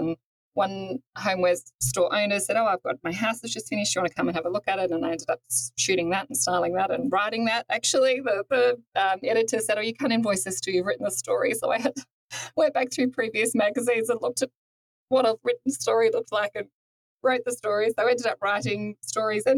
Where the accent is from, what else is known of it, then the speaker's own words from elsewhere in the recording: Toowoomba, Queensland, Australia; moved away as an adult; now in Sydney, Australia; I grew up in Toowoomba, up in Queensland